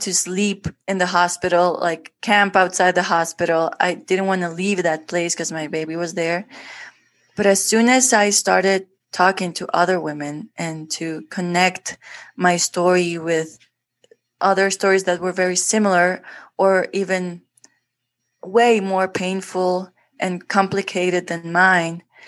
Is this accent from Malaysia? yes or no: no; Guatemala City, Guatemala Department, Guatemala; English is a second language; I was born in Guatemala, in Guatemala City, and here's where I actually live